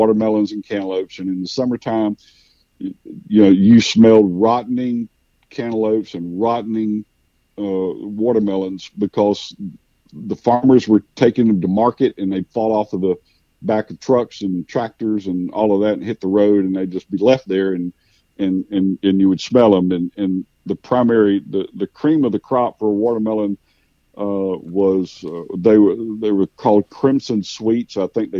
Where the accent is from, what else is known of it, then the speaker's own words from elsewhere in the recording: Cordele, Georgia, United States; I was raised. I have three older brothers, and we were raised in the Southern Baptist Church, in predominantly in Middle Georgia, in a little town called Cordele, a watermelon capital of the world.